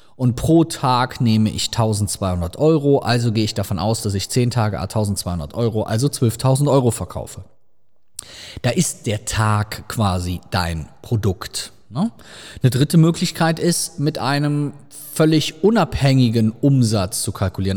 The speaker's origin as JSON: {"language": "German", "region": "Rhineland", "country": "Germany", "said": "sagt man bei uns im Rheinland"}